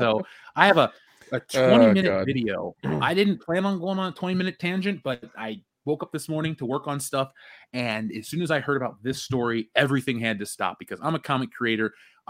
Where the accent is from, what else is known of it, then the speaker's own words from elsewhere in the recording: Cincinnati, Ohio, United States; I'm from Cincinnati. I want to see the Bengals win.